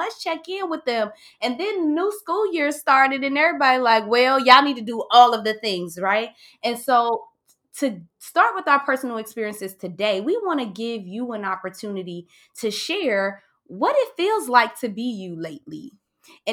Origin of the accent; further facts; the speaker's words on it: Cincinnati, Ohio, United States; Cincinnati, my hometown